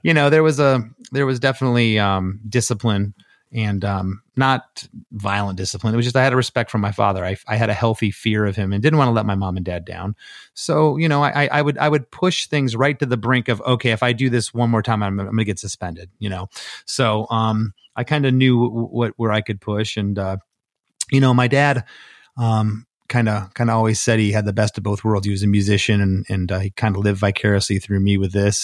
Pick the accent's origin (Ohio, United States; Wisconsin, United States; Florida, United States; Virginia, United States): Florida, United States; Port Charlotte; moved away; also born or lived in Gainesville; our old drummer, Vinny, who him and I grew up in Gainesville, or excuse me, in Port Charlotte